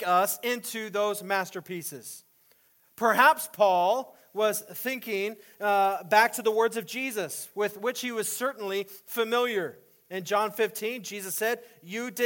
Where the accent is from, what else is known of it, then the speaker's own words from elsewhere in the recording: El Paso, Texas, United States; moved away; also born or lived in Austin, Texas / La Mesa; When I was growing up in El Paso, Texas